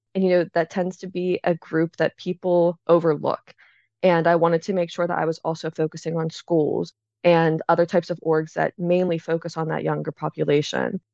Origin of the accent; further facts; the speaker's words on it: Pittsburgh, Pennsylvania, United States; also born or lived in Philadelphia, Pennsylvania; I'm from Pittsburgh, Pennsylvania